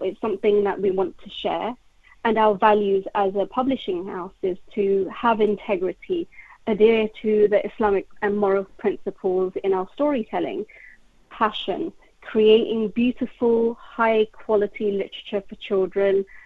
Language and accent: English; London, United Kingdom; I grew up in West London